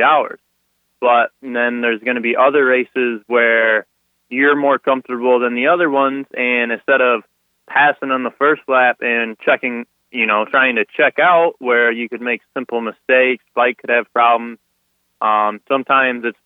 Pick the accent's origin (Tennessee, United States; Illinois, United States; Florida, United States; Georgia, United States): Illinois, United States; Sterling; I'm from Sterling, Illinois